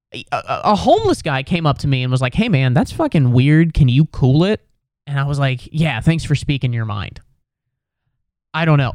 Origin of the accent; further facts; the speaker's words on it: West Chester, Ohio, United States; now in New York City, United States; I'm from Westchester, Ohio, which is a suburb of Cincinnati